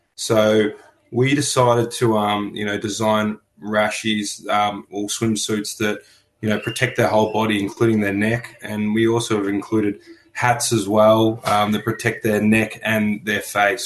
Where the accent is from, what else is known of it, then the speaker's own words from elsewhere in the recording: Melbourne, Victoria, Australia; I was born in on Bunurong land in Melbourne and I currently work on Bunurong land.